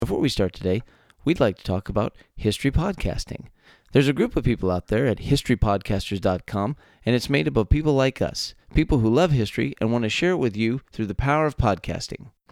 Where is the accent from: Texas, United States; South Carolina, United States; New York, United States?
Texas, United States; three friends, born and raised in the Lone Star State